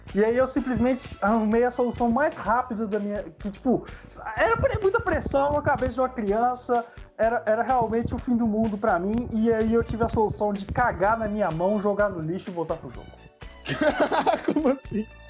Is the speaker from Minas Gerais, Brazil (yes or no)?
yes; Ouro Branco, Minas Gerais, Brazil; lá no meu bairro, em Ouro Branco